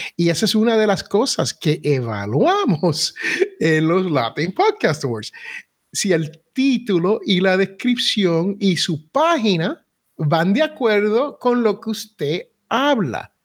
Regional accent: Puerto Rico; soy boricua y los boricuas somos casi raperos

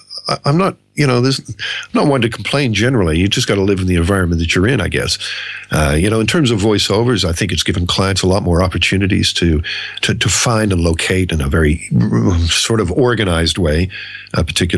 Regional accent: Australia; Now, Andrew, you and I grew up in Australia here

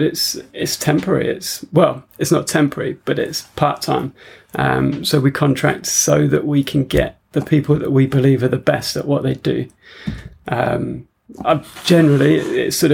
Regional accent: Wiltshire, South West England, United Kingdom; moved away as an adult; also born or lived in London / Australia; we came down to Wiltshire, which is where I sort of grew up

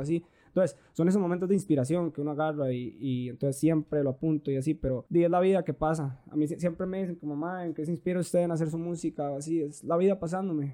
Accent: Turrialba, Cartago, Costa Rica; nosotros somos de Turrialba

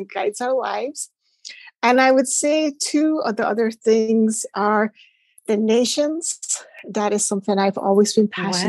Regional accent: Shetland Islands, Scotland, United Kingdom; moved away as an adult; also born or lived in Hong Kong; growing up in Shetland, like it's a tiny dot of an island.

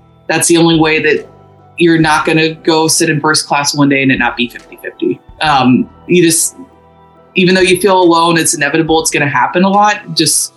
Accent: Louisville, Kentucky, United States; I'm from Louisville, Kentucky, not exactly a music industry mecca

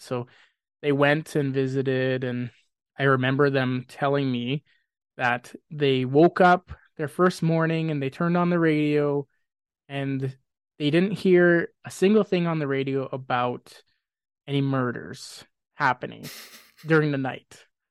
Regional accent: Grande Prairie, Alberta, Canada; moved away as an adult; now in Spruce Grove, Canada; I was born in Grand Prairie

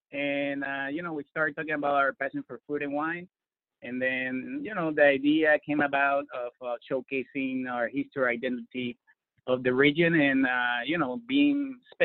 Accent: Puerto Rico; also born or lived in Barcelona; now in Washington, United States; I'm originally from Puerto Rico. I've been here in D.C. for, it's going to be in January, 14 years.

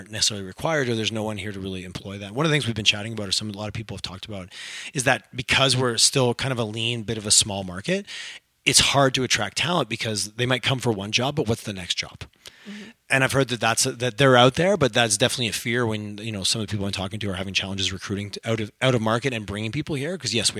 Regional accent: Canada; We're so Canadian. We're so bad at telling our own stories.

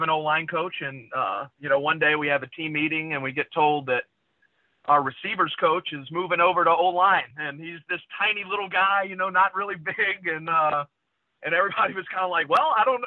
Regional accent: Baton Rouge, Louisiana, United States; Grew up, was born and raised in Baton Rouge

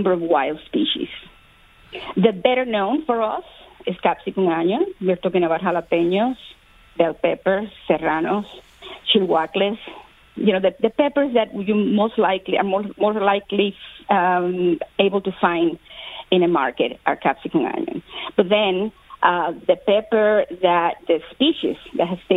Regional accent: Cuba; I was born in Cuba

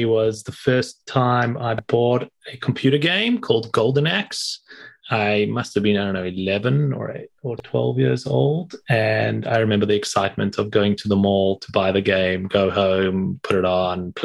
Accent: South Africa; moved away; I'm originally from South Africa

